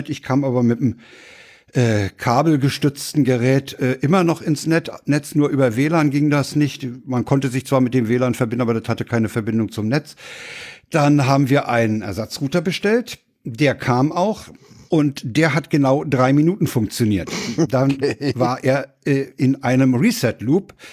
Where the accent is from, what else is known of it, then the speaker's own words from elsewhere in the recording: Berlin, Germany; Ich bin ja in Reinickendorf aufgewachsen.